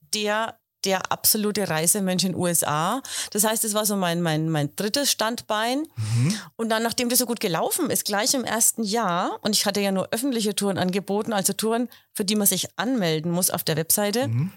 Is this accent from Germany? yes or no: yes; Heroldsberg, Bavaria, Germany; ich komme ja aus Heroldsberg, ich mhm, wohne